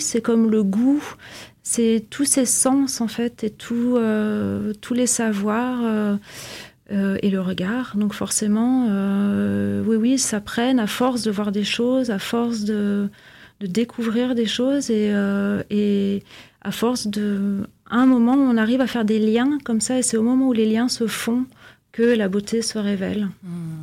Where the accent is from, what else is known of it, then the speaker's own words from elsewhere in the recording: Vienna, Austria; now in Villeneuve-d'Ascq, France; j'ai grandi à Vienne, donc forcément la langue allemande me parle